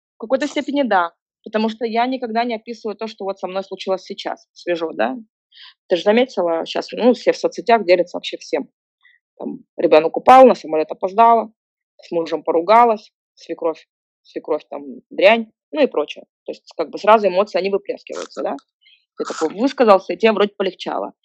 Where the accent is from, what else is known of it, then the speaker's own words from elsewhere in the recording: Kazakhstan; moved away; я была одиннадцатая казашка в русско-, в русско-, в русскоязычном дворе